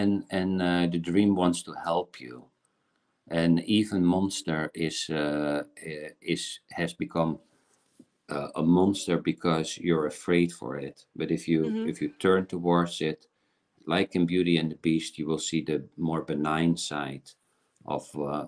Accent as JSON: {"language": "English", "country": "South Africa", "tie": "born there", "said": "I was born in South Africa, and there's an old African story how the elder generation teaches the younger generation about fear."}